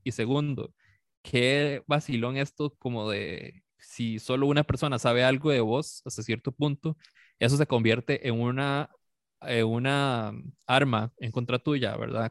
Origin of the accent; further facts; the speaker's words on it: San Carlos, Alajuela, Costa Rica; moved away; yo soy de San Carlos, yo crecí en San Carlos y hasta hace como 13 años por ahí me vine para acá.